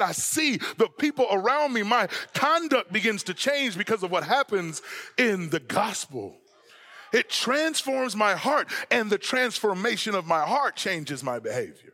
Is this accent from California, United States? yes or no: yes; Southern California, United States; now in Texas, United States; I'm from Southern California and I live in Texas